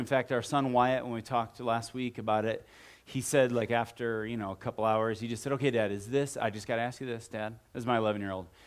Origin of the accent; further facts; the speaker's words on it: Midwest, United States; moved away; I grew up in the Midwest, and so we're gonna move into Cleveland, Ohio